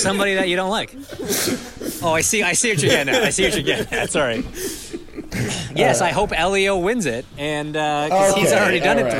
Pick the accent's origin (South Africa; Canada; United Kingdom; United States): Canada; I'm Canadian.